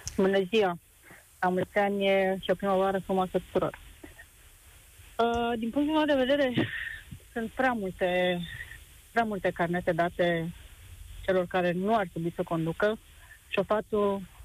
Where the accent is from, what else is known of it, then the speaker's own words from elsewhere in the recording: Romania; noi ca români